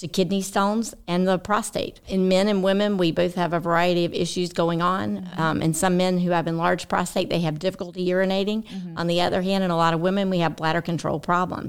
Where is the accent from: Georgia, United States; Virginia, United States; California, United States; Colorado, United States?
Georgia, United States; Sylvester; moved away as an adult; also born or lived in Chicago area / Athens, Georgia; now in Tifton, United States; I grew up in Sylvester, Georgia, which is just 20 minutes away